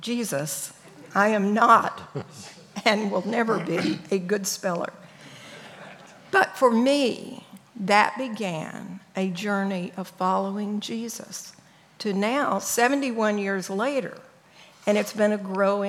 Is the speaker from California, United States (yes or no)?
no; El Paso, Texas, United States; born or raised there